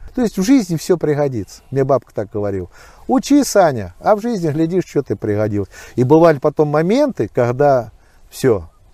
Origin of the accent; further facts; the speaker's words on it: Novoanninsky, Volgograd Oblast, Russia; now in Alekseevskaya, Russia; тут я и родился в Нованинке